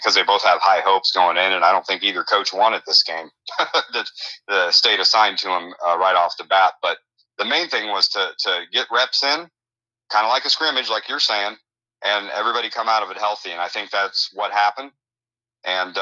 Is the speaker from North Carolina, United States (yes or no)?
no; Illinois, United States; moved away; my home state of Illinois